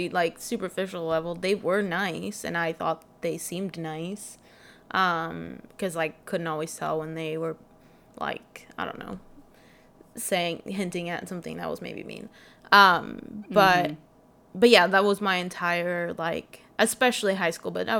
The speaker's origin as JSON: {"language": "English", "country": "Sweden", "tie": "born or raised there", "said": "I'm from Sweden, and so you're with the same, like, 15 to 30 people for all your classes"}